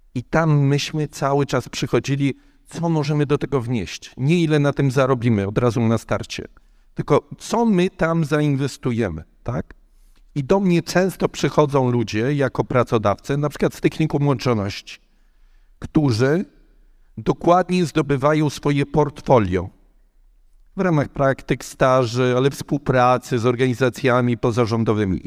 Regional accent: Kraków, Lesser Poland, Poland; Jesteśmy obydwoje z Krakowa

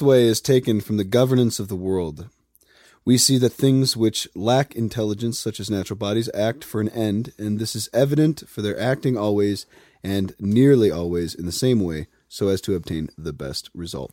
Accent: Highlands Ranch, Colorado, United States; I'm from Highlands Ranch

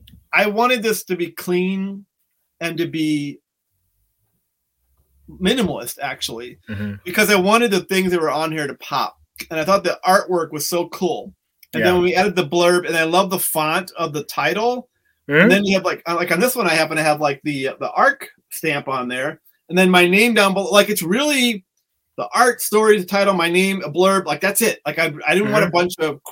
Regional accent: St. Louis, Missouri, United States; moved away as an adult; also born or lived in Peoria, Illinois / Chicago, Illinois; Growing up in St. Louis, going to Bradley University in Peoria, moving to Chicago

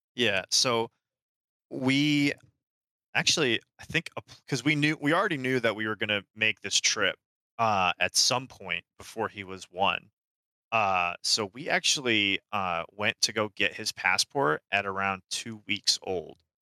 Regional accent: Austria; now in Florida, United States; I am originally from Austria

